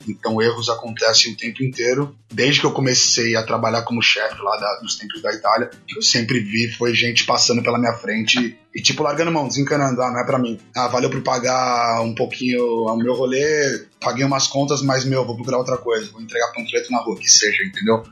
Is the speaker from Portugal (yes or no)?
no; Brazil; moved away as an adult; also born or lived in Italy; now in Ireland; Eu saí do Brasil com 21 anos